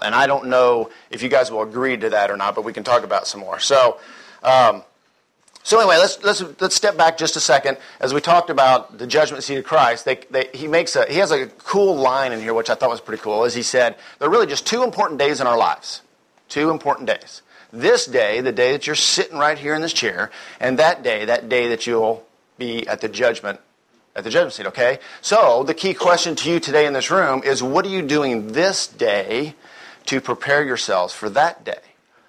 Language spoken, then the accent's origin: English; Texas, United States; And even though I'm from Texas and I'm a salesman, I'm very slow, I do speak rather quickly.